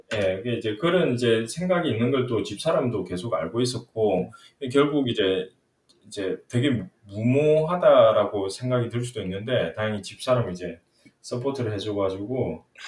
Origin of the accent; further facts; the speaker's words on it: Miryang, South Gyeongsang, South Korea; also born or lived in Changwon; 제가 그 초등학교 왕년 때까지는 완전 진짜 시골 밀양이라는 곳에서 자랐고요.